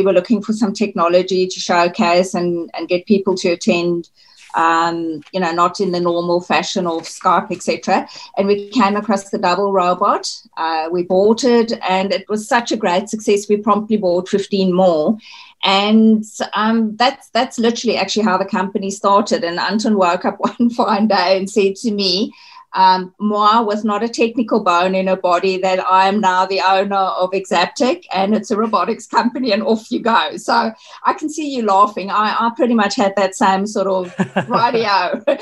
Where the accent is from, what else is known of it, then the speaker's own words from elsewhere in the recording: South Africa; moved away as an adult; now in Australia; I'm actually South African, so I have lived here for about 25 years now.